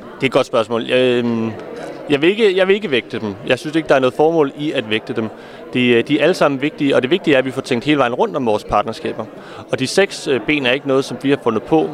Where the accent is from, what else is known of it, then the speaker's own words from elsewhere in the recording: Copenhagen, Capital Region of Denmark, Denmark; Nu er jeg selv fra København